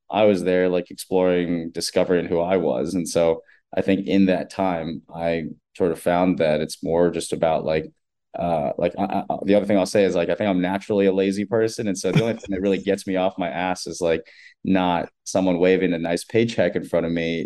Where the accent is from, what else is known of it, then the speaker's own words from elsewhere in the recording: United States; I was born and raised in America, like first generation